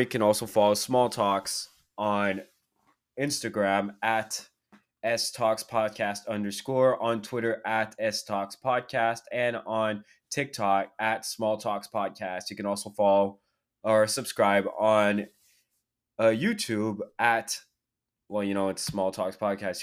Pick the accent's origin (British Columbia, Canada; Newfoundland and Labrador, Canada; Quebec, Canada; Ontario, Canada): Quebec, Canada; Quebec City; Q C is my hometown